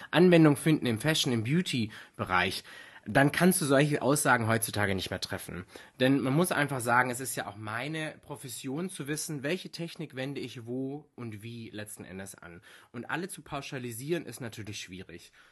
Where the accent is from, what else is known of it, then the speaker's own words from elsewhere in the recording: foot of the Swabian Jura, Baden-Württemberg, Germany; komme ursprünglich aus dem Süden von Deutschland. Also ich bin aufgewachsen am Fuße der Schwäbischen Alb